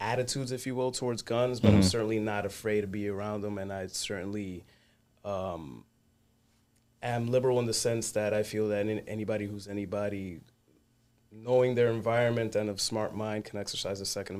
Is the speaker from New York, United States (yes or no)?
yes; New York City, New York, United States; Bronx, New York, New York City.